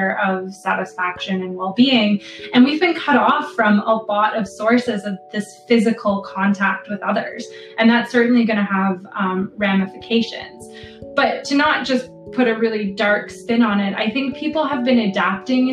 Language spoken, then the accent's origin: English; Canada; moved away as an adult; also born or lived in Buffalo, New York, United States; now in England, United Kingdom; I'm originally from Canada